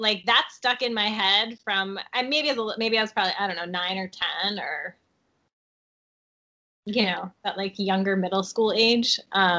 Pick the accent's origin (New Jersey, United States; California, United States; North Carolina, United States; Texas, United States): New Jersey, United States; North; accent: New Jersey; moved away; I say Oregon, but I'm from North New Jersey